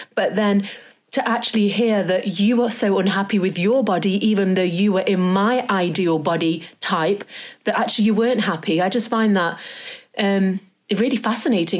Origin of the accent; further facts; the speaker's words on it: Derby, East Midlands, United Kingdom; now in London, United Kingdom; I'm from Derby